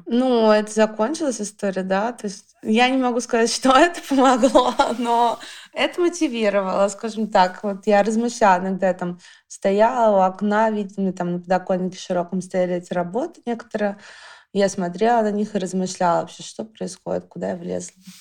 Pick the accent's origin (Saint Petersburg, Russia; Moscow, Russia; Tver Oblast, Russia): Moscow, Russia; я родом из Алтуфьева.